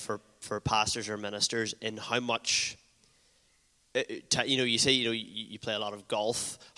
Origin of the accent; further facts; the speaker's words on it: Castlederg, Northern Ireland, United Kingdom; I'm from Castledurg, West Tyrone.